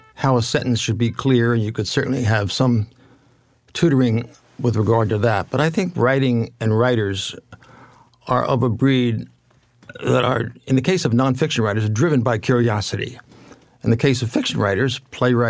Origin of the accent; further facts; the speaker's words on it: near Atlantic City, New Jersey, United States; moved away as an adult; also born or lived in Alabama; I was born near Atlantic City.